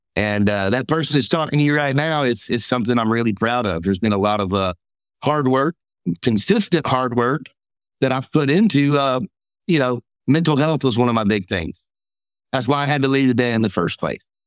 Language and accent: English; Mississippi, United States; I'm from Mississippi.